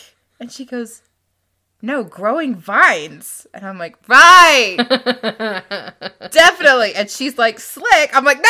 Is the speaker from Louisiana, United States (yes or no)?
yes; Louisiana, United States; most buildings, palaces, huts that are in a book are vaguely based off the layout of the house we grew up in Louisiana.